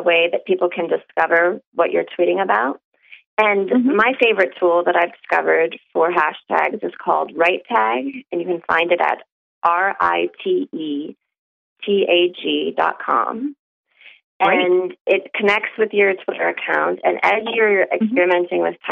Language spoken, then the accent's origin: English; Minneapolis, Minnesota, United States; moved away as an adult; now in Columbus, United States; I moved here in 2008. I grew up in Minneapolis, Minnesota